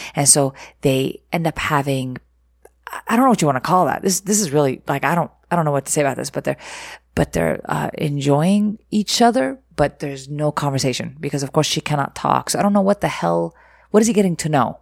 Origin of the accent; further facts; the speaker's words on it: Egypt; moved away; I was, uh, raised in Egypt or growing up in Egypt